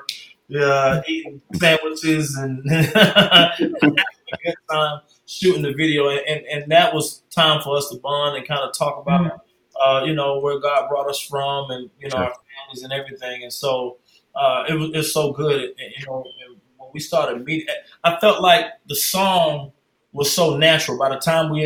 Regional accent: Deerfield Beach, Florida, United States; moved away; also born or lived in Atlanta, Georgia; I'm originally from Deerfield Beach, Florida, which is a little north of Miami

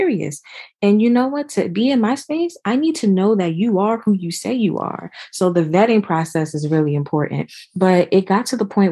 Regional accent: New Jersey, United States; now in Georgia, United States; I eventually moved to Georgia because I'm originally from New Jersey

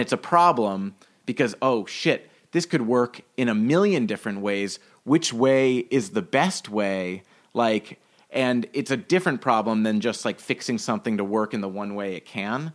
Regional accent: New York City, New York, United States; I grew up in Greenwich Village for a little bit, and then in Brooklyn for ten years, and then in Manhattan for two

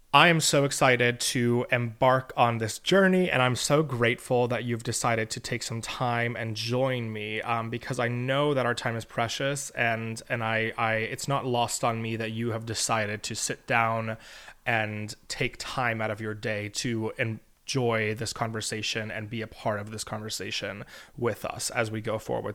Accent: St. Petersburg, Florida, United States; also born or lived in Elon University, North Carolina; now in New York City, United States; I was born and raised in St. Petersburg, Florida

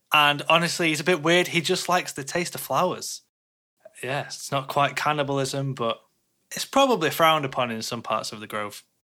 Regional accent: Sweden; I'm from Sweden.

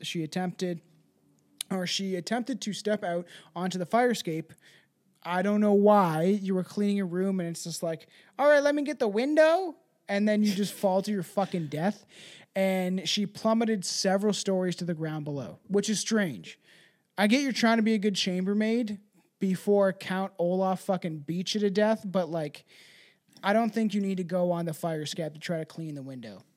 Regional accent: Canada; I'm Canadian

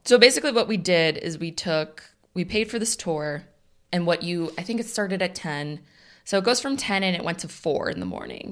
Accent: Northern Illinois, United States; We're from Northern Illinois

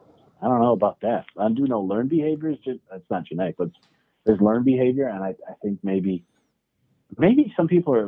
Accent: United States; moved away

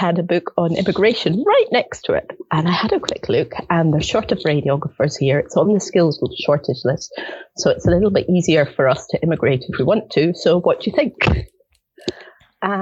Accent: Edinburgh, Scotland, United Kingdom; moved away as an adult; also born or lived in Netherlands; now in Tauranga, New Zealand; I was born and brought up in Edinburgh, Scotland

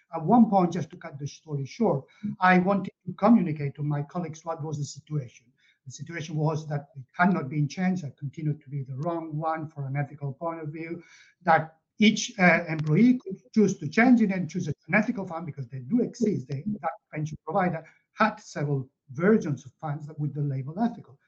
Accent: Catalonia, Spain; moved away as an adult; also born or lived in Barcelona; now in United Kingdom; I'm originally from Catalonia and I live in the UK, but I grew up there.

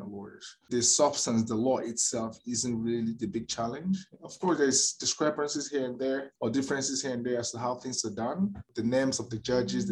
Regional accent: Nigeria; moved away as an adult; now in Calgary, Canada; as a Nigerian trained lawyer

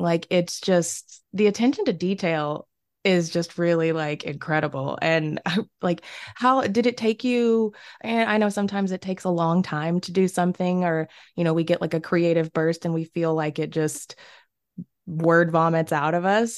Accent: the South, United States; growing up in the South

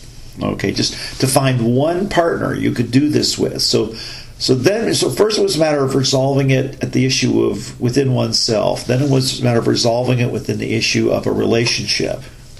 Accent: United States; my jingoism as an American

